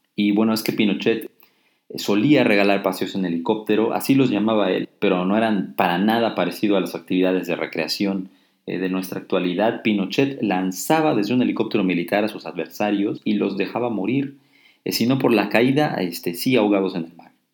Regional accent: Mexico; soy un ciudadano mexicano

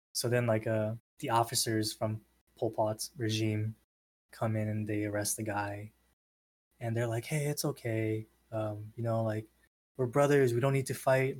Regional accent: San Diego, California, United States; I'm born and raised in San Diego

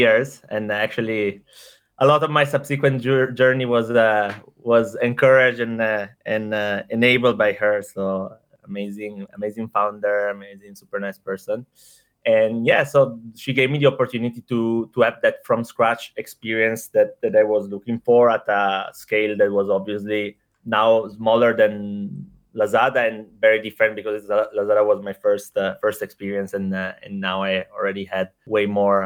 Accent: Italy; accent: Italian; moved away as an adult; also born or lived in Indonesia / Thailand; as you can hear from the accent, I'm from Italy, but I've been working pretty much all my professional life in Asia

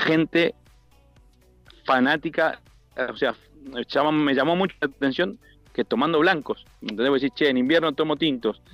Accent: Buenos Aires, Argentina; moved away as an adult; soy de Buenos Aires

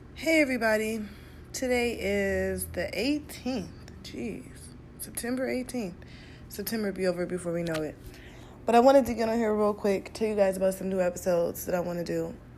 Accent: Cleveland, Ohio, United States; moved away; also born or lived in Detroit; I'm from Cleveland. Um, I eventually moved to Detroit

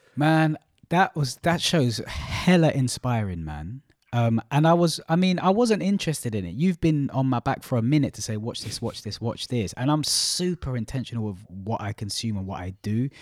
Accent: London, United Kingdom; also born or lived in Malaysia; from East London

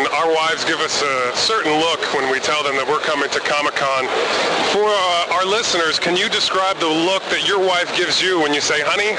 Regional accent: Northeast Pennsylvania, United States; born or raised there

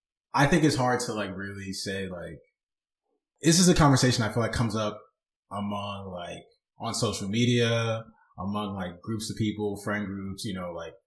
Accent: Long Island, New York, United States; growing up on Long Island

